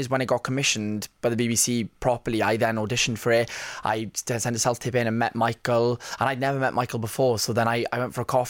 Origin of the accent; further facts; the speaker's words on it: Rhondda Valley, Wales, United Kingdom; I'm from the Rhondda Valley, which is about 25 minutes outside of Cardiff